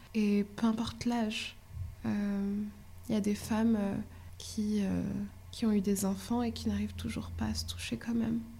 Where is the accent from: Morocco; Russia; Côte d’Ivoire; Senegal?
Morocco; moved away as an adult; now in France; j'ai grandi au Maroc jusqu'à mon bac. Je suis arrivée ici pour euh, mes études supérieures